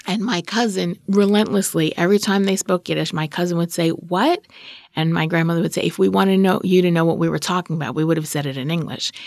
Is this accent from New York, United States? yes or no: yes; New York City, New York, United States; moved away as an adult; also born or lived in Brooklyn / Boston / Brookline; I'm from Queens. That's what I am.